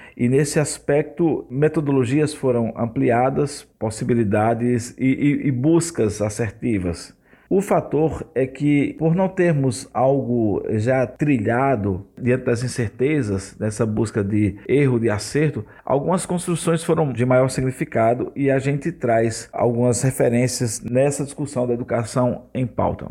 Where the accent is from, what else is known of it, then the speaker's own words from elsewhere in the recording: Surubim, Pernambuco, Brazil; now in Rio de Janeiro, Brazil; Eu sou pernambucano da cidade de Surubim.